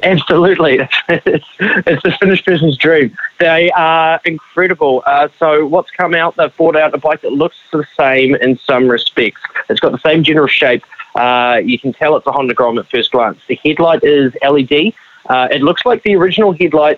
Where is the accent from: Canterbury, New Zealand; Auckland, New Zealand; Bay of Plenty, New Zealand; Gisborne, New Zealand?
Bay of Plenty, New Zealand; Tauranga; I come from Tauranga